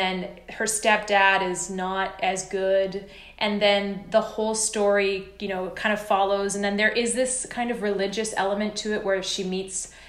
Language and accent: English; Canada; I am Canadian